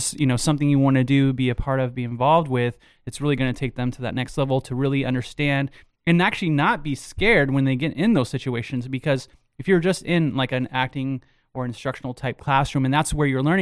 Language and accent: English; San Antonio, Texas, United States; moved away as an adult; also born or lived in Orlando, Florida / California; I was born and raised in San Antonio